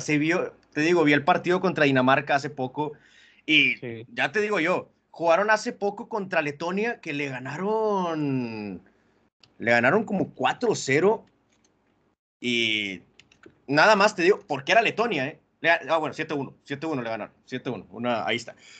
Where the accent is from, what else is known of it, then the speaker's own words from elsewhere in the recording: Monterrey, Nuevo León, Mexico; nosotros que somos acá de, de la Sultana del Norte